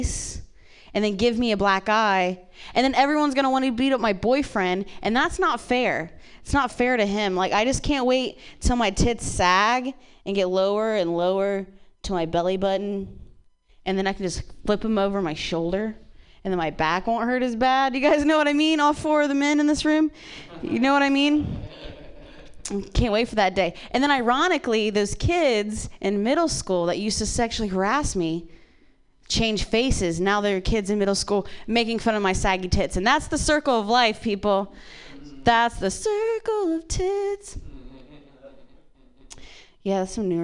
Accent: Ohio, United States; moved away; I grew up in Ohio

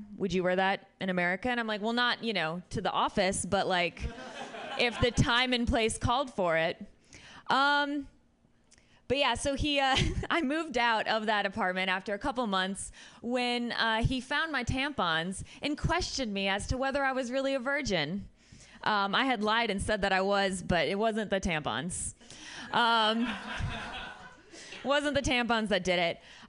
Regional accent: United States; also born or lived in Syria; I'm an American. No one gives a shit about my hymen.

